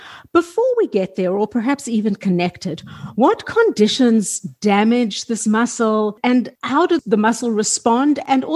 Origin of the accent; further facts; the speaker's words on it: South Africa; moved away; people listening to this will detect an accent, but I'm originally from South Africa